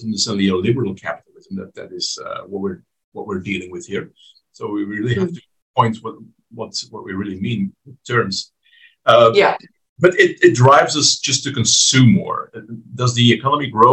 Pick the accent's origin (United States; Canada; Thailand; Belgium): Belgium; my home country of Belgium